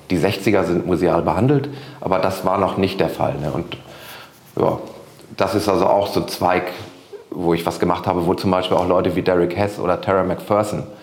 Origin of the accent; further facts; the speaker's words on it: Rendsburg, Schleswig-Holstein, Germany; now in Hamburg, Germany; Ich komme ja aus Rendsburg hier im hohen Norden und da habe ich schon immer Konzerte organisiert